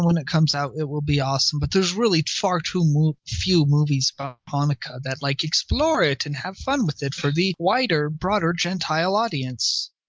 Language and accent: English; Southern California, United States; I grew up in Southern California.